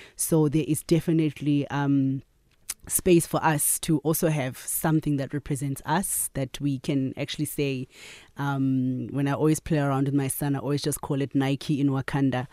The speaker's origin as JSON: {"language": "English", "town": "Katlehong", "region": "Gauteng", "country": "South Africa", "tie": "born or raised there", "also_born_or_lived": "KwaZulu-Natal", "said": "I grew up in Katlehong, so I'm a, I'm a Joburg girl"}